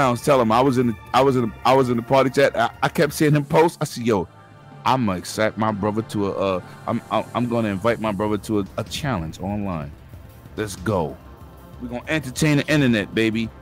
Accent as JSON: {"language": "English", "country": "United States", "said": "I'm American, Puerto Rican, and Black, or African, or Caribbean descent"}